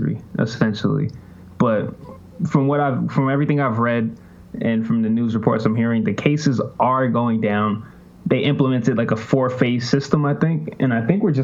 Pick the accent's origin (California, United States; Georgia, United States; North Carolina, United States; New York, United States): New York, United States; New York City; moved away as an adult; also born or lived in Virginia / West Palm Beach, Florida; now in Spain; I'm originally from Jamaica, Queens